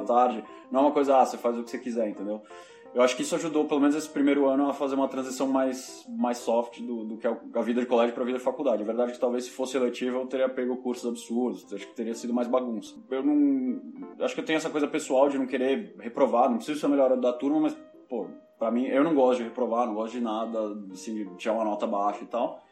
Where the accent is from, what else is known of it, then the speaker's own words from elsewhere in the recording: São Paulo, Brazil; moved away as an adult; now in Madrid, Spain; Eu nasci em São Paulo, nasci e cresci em São Paulo